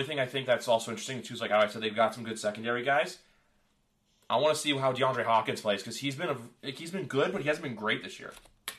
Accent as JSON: {"language": "English", "country": "Canada", "said": "I'm Canadian."}